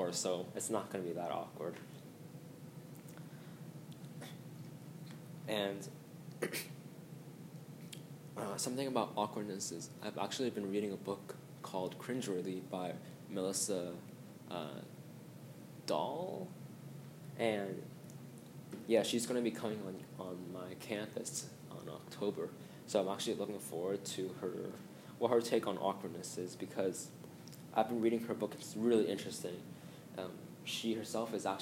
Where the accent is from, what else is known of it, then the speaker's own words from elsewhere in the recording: Hong Kong; I'm actually from Hong Kong